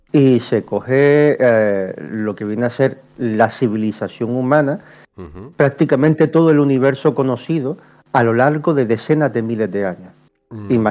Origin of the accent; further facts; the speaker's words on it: Canary Islands, Spain; que eh, soy canario, me, me